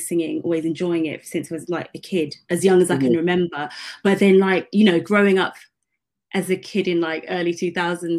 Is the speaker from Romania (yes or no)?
no; London, United Kingdom; I grew up in East London.